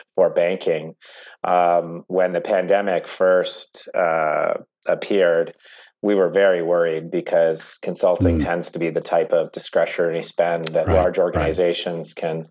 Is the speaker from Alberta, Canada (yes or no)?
no; Oakville, Ontario, Canada; I grew up in Oakville